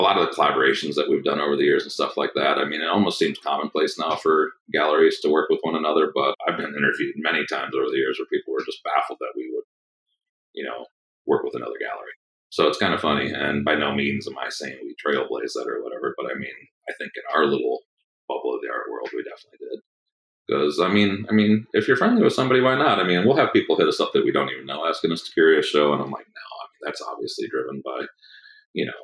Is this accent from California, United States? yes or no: no; Kalamazoo, Michigan, United States; moved away; also born or lived in Philadelphia; I grew up in Michigan, actually.